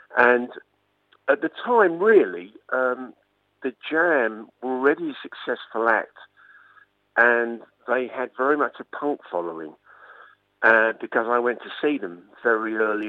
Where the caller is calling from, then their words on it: Kent Coast, South East England, United Kingdom; I'm calling from the Kent Coast.